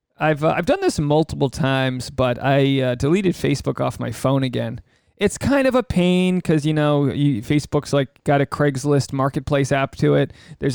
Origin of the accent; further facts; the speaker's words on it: Rhode Island, United States; now in Los Angeles, United States; I do a solo one, which dives you deep into the mind of … I am a bloke from Rhode Island, living in Los Angeles, and things are working out.